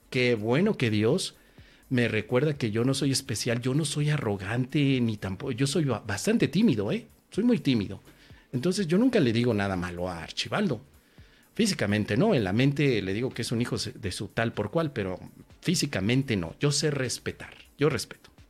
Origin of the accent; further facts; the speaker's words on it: Tangamandapio, Michoacán, Mexico; Hace algún tiempo fui a mi pueblo natal, que es Tangamandapio. En Tangamandapio me fui a dar una conferencia de curso de milagros.